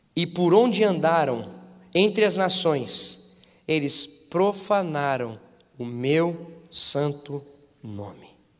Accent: Paraíba, Brazil; eu sou nordestino, eu sou paraibano, eu sou filho de paraibana.

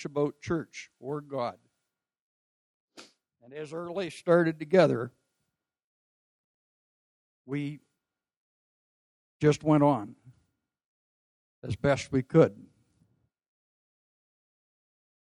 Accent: Prince George, British Columbia, Canada; also born or lived in Whitecourt, Alberta; I was born in Whitecourt, Alberta, and our family moved to Prince George in the fall of 1951

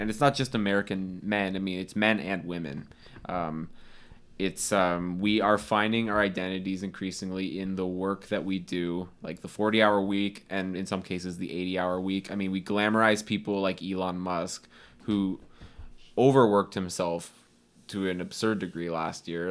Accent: Canada; we're Canadian

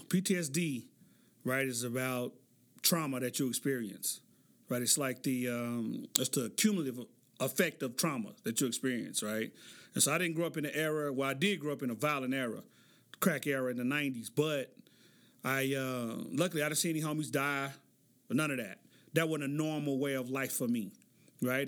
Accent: Oklahoma City, Oklahoma, United States; I grew up in Oklahoma City.

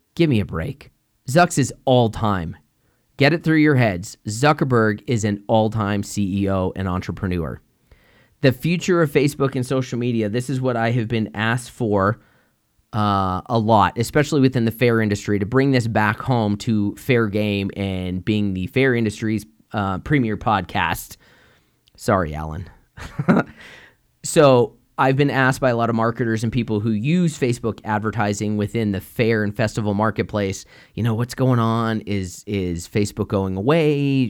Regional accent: United States; as an American

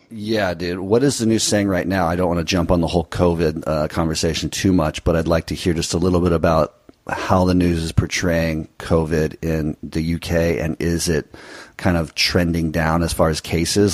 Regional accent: United States; being American

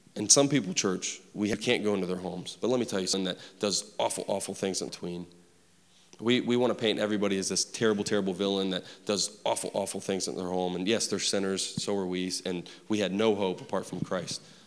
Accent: Huntington, West Virginia, United States; I grew up in West Virginia, Huntington to be exact.

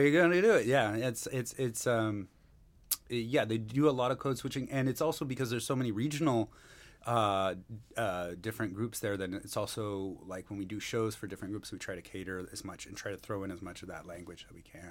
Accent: Seattle, Washington, United States; moved away as an adult; now in Mumbai, India; I'm originally from Seattle, Washington, born and raised

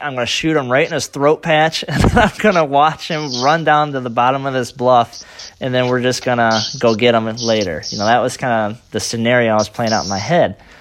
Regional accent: Michigan, United States; I'm from Michigan

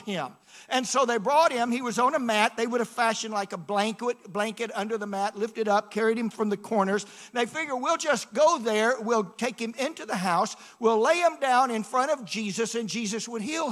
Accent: Atlanta, Georgia, United States; I grew up in Atlanta

